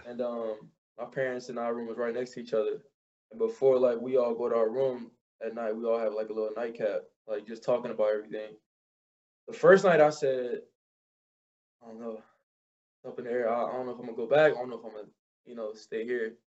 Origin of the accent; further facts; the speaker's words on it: New Orleans, Louisiana, United States; growing up in New Orleans was fun